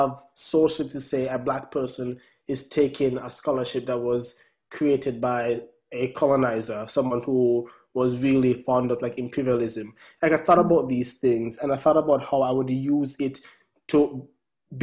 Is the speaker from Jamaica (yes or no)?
yes; Jamaica; now in United States